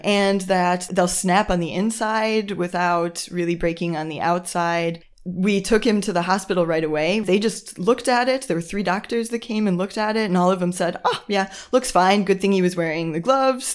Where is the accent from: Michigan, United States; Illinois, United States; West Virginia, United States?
Illinois, United States; Chicago; first language English; moved away as an adult; now in Germany; I'm also from the United States, from Chicago, or a suburb of Chic-, of Chicago